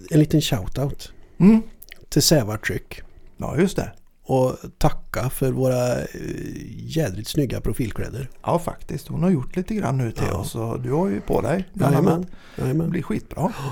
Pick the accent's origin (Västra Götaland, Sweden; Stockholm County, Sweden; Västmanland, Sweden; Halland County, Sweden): Västra Götaland, Sweden; Töreboda; Töreboda. Töreboda